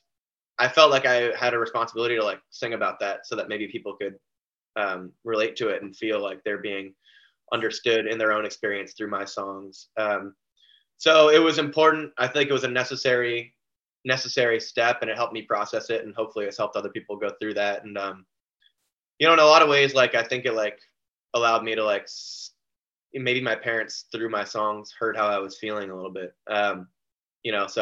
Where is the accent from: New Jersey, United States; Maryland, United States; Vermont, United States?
Vermont, United States; I'm from Vermont